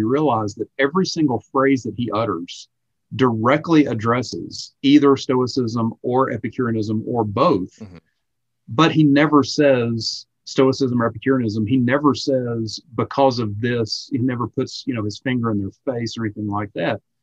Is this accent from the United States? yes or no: yes; South Carolina, United States; moved away as an adult; also born or lived in Salt Lake City, Utah; I grew up in South Carolina, my wife's from North Carolina, so yeah, we're both Southeasterners.